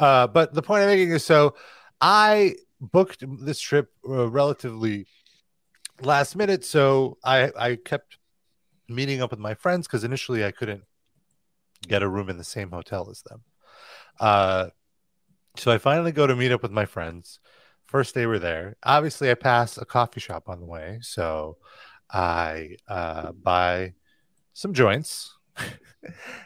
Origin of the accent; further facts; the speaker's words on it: New York, United States; New York